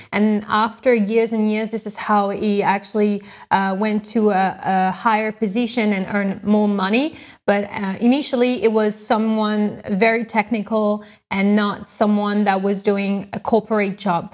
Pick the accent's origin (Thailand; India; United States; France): France; moved away; I'm from France, actually. I grew up in France